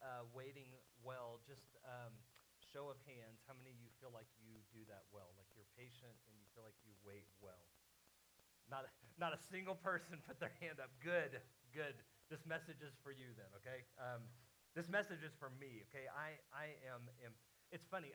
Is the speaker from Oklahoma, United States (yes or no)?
yes; Oklahoma, United States; moved away as an adult; I grew up in Oklahoma